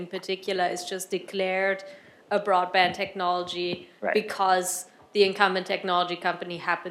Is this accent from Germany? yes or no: yes; Germany; Hi. I'm from Europe, and I just wanted to point out, while I think it's a great idea to declare broadband access a human right, that doesn't mean it's the reality on the ground. Like in Germany